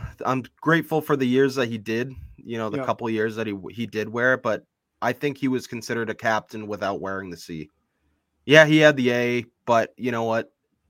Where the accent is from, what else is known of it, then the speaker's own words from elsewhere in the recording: Boston, Massachusetts, United States; you know, I think about how lucky that, you know, we are to be from Massachusetts. from the Boston area.